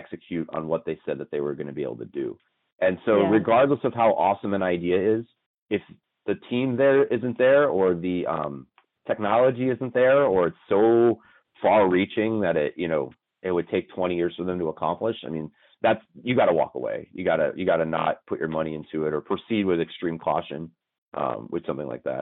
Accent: Las Vegas, Nevada, United States; We're all from Las Vegas.

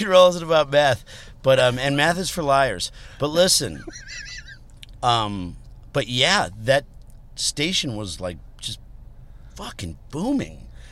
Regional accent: Berwyn, Illinois, United States; also born or lived in Chicago; I grew up in Berwyn.

